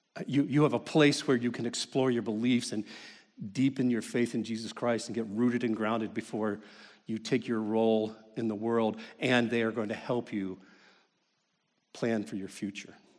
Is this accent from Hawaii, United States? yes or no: no; Kentucky, United States; I grew up in Kentucky